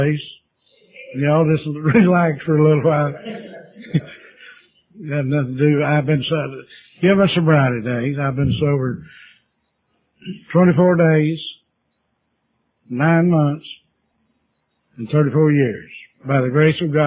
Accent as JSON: {"language": "English", "area": "Union County", "region": "North Carolina", "country": "United States", "tie": "born or raised there", "also_born_or_lived": "Charlotte, North Carolina", "said": "I was born down in Union County, North Carolina, on a cotton farm"}